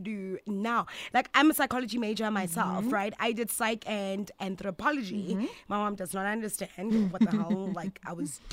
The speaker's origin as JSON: {"language": "English", "country": "South Africa", "said": "I'm South African"}